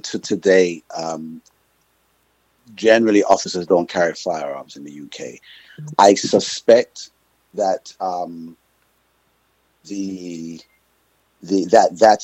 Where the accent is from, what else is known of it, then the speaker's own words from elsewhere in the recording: Jamaica; also born or lived in England / Cayman Islands; now in United States; I grew up in Jamaica